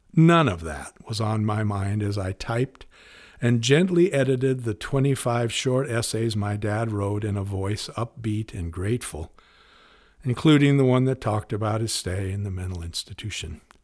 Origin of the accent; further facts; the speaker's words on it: Spokane, Washington, United States; Growing up in Spokane